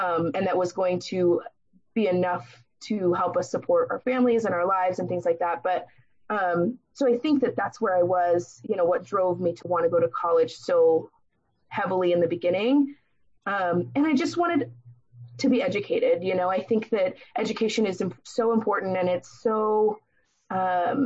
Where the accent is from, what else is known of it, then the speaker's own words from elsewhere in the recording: San Diego, California, United States; growing up in San Diego